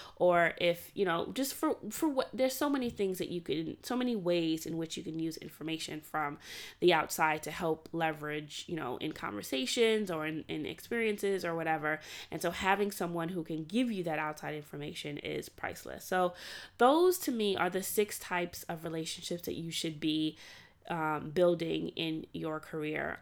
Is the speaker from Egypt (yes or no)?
no; New York City, New York, United States; also born or lived in Atlanta, Georgia; before going to college, I grew up in Brooklyn